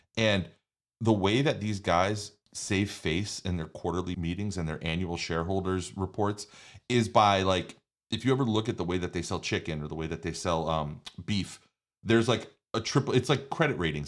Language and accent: English; New York, United States; I'm from New York